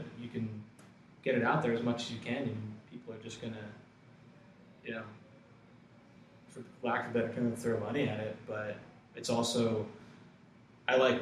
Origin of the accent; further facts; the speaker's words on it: Ewing, New Jersey, United States; I grew up in Ewing, which is next door to Princeton